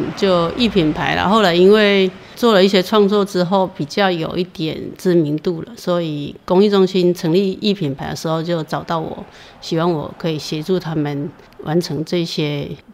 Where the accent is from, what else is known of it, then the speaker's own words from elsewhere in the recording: Lugu, Nantou County, Taiwan; moved away as an adult; now in Zhushan, Taiwan; 我是出生在南投县路谷乡的西头，那从小就是家的前后院都是竹林，所以可以说是跟竹林一起长大的